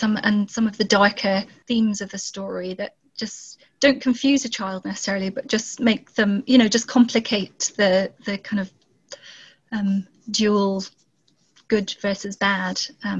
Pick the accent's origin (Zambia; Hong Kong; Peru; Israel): Zambia; also born or lived in South Pacific; now in Scotland, United Kingdom; and I was born and grew up in Zambia, and then we moved to the South Pacific, and then from there came to Scotland.